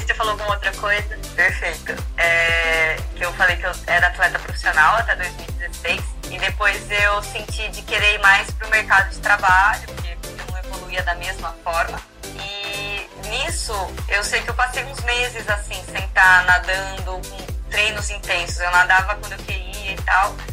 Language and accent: Portuguese; Campinas, São Paulo, Brazil; moved away as an adult; now in Santos, Brazil; 2020 é meu décimo ano aqui morando em Santos, eu que sou natural de Campinas